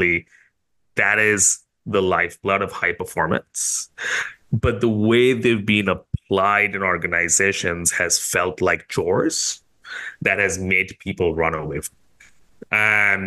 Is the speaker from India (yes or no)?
yes; India; now in Singapore; I grew up in India, but I've called Singapore home for a while